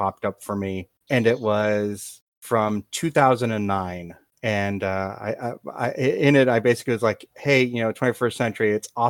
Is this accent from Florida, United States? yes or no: yes; near Perry Airport, South Florida, United States; I grew up near Perry Airport.